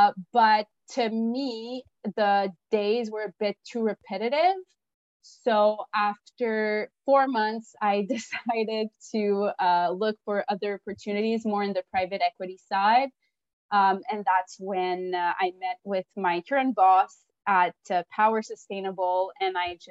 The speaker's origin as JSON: {"language": "English", "town": "Montreal", "region": "Quebec", "country": "Canada", "said": "I'm a Frenchie from Montreal. I went to Brébeuf"}